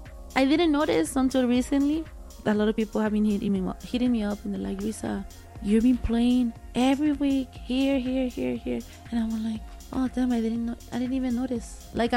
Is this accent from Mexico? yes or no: yes; Guadalajara, Jalisco, Mexico; now in El Paso, United States; I came from Guadalajara, Jalisco, okay, from a town, a little town closer to Guadalajara.